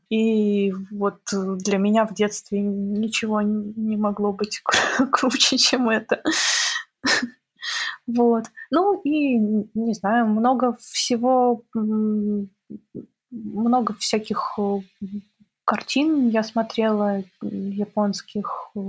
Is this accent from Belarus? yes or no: yes; Minsk, Belarus; now in Korolyov, Russia; Да, я когда переехала из Минска, я переехала не в Москву, а в Королёв. И очень сильно, конечно, для меня это был стресс, потому что все-таки Беларусь тоже достаточно чистая